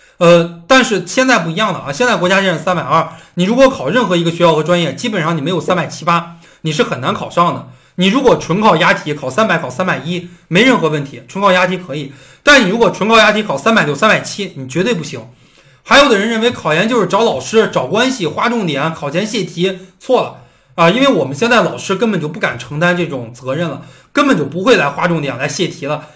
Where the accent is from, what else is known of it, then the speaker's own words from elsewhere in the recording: Beijing, China; also born or lived in Henan; 我是北京人